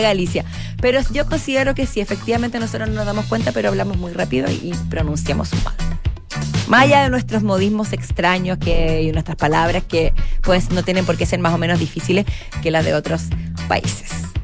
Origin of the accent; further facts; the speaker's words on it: Chile; como chilena